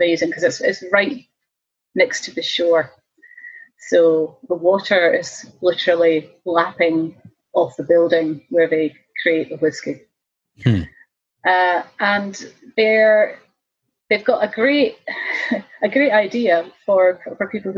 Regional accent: Kirkintilloch, Scotland, United Kingdom; also born or lived in Japan; my hometown, Kirkintilloch

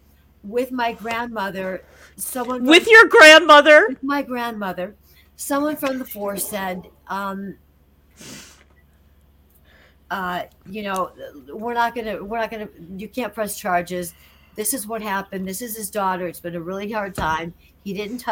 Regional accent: Rockford, Illinois, United States; moved away; the video store in my hometown of Rockford

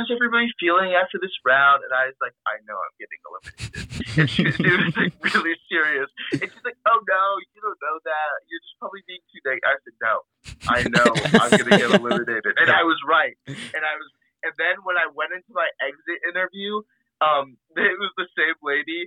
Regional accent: outside the D.C. area, Virginia, United States; I was born and raised outside of the D.C. area in Virginia. And I've lived here my whole life.

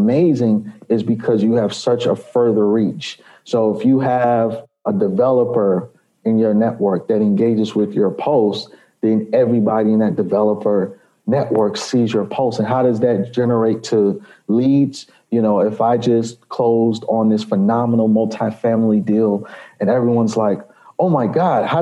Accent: New York City, New York, United States; now in Chicago, United States; I'm originally from New York City. I was born in the Bronx, raised in Jamaica, Queens

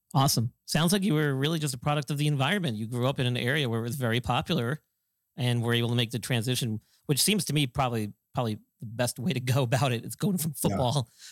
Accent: Northeast, United States; I grew up in the Northeast

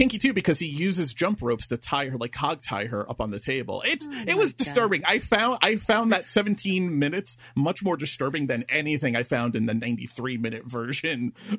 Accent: New York, United States; because I'm an Italian from New York.

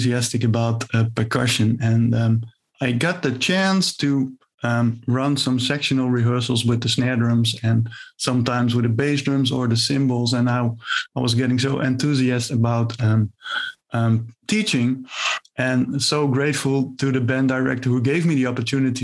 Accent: Zwolle, Overijssel, Netherlands; about 15 kilometers from my hometown, Zwolle, which is about in the center of the Netherlands

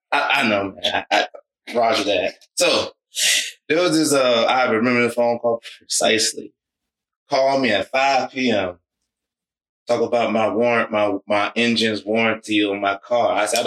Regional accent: Savannah, Georgia, United States; Savannah, Georgia.

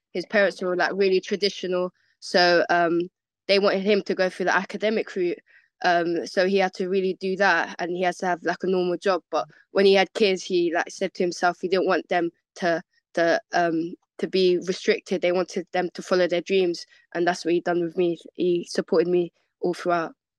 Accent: London, United Kingdom; I was born in London, born and raised West of London. Um, I'm from Shepherd's Bush

